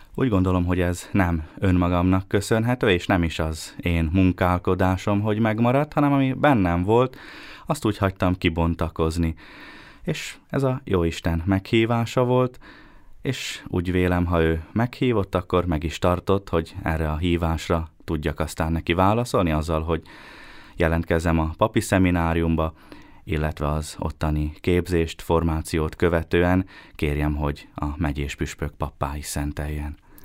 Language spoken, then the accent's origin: Hungarian; Bíňa, Nitra Region, Slovakia; moved away as an adult; also born or lived in Štúrovo (Párkány) / Rome; now in Bratislava, Slovakia; kiskorom óta minisztráltam a Bényi templomban